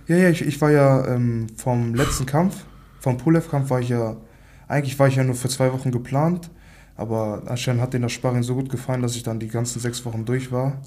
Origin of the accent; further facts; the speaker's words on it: Hamburg, Germany; 23 Jahre alt, aus Hamburg, aufgewachsen in Altona